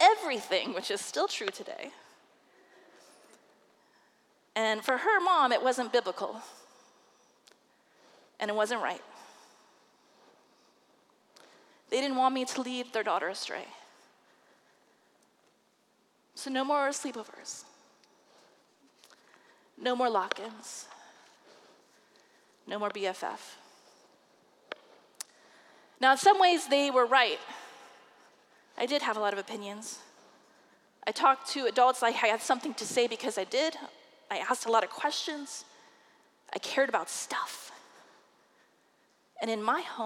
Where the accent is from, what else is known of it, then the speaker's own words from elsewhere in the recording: Des Moines, Iowa, United States; I preached my first sermon in the pulpit of First United Methodist Church of Des Moines, Iowa, under the guiding hands of pastors Reverend Del Dawes and Reverend Dennis Tevis